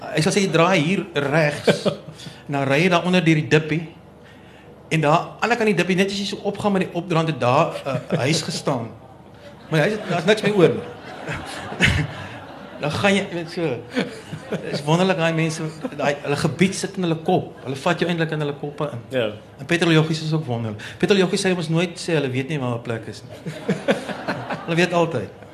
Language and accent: Afrikaans; Danielskuil, Northern Cape, South Africa; Ek het op Daniel Skuil groot geword, so 'n plekkie in die Noord-Kaap